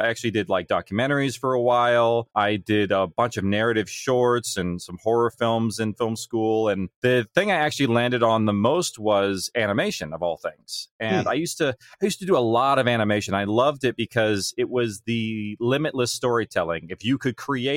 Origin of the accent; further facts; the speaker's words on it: California, United States; my small town in California